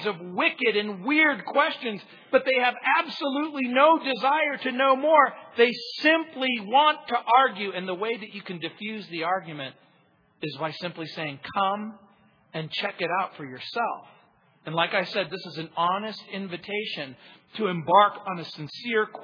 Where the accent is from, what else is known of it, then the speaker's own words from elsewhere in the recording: Apple Valley, California, United States; now in Colorado, United States; I grew up in the Mojave Desert, in a place called Apple Valley, Hesperia, Victorville